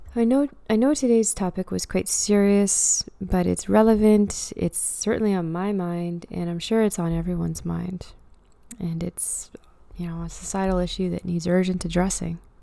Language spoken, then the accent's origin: English; Truro, Nova Scotia, Canada; moved away; I often visit Truro, my hometown.